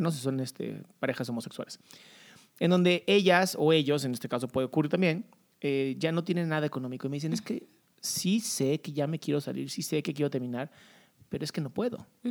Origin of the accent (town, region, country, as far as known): Mexico